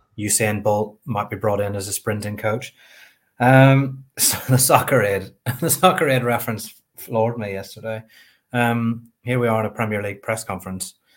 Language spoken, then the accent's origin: English; Northern Ireland, United Kingdom